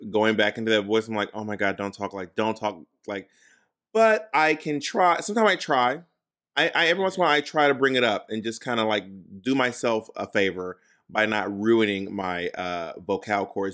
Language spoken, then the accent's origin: English; Atlanta, Georgia, United States; moved away; Atlanta, my hometown